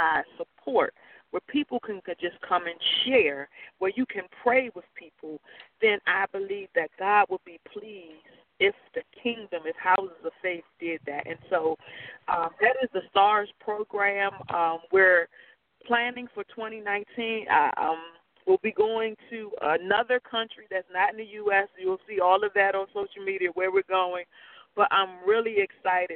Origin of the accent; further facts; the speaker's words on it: Washington, District of Columbia, United States; I'm from the Washington, D.C. area